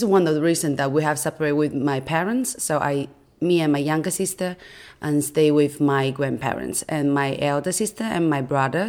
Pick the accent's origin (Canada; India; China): China; English is a second language; moved away as an adult; I'm from China